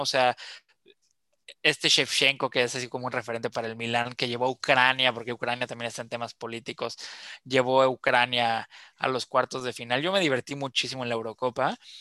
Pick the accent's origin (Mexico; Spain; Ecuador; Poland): Mexico; also born or lived in Yucatán; como colectivo mexicano